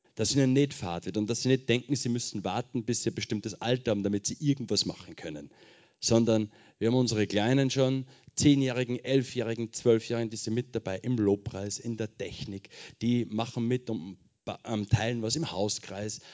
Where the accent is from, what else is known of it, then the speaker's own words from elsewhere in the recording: Schweinbach, Upper Austria, Austria; moved away as an adult; now in Marseille, France; Ich komme ursprünglich aus Oberösterreich. Ähm, Kirchen City, falls das wer kennt. Da gibt es noch ein kleineres Dorf nebenbei, das heißt Schweinbach. Von da komme ich, ganz genau.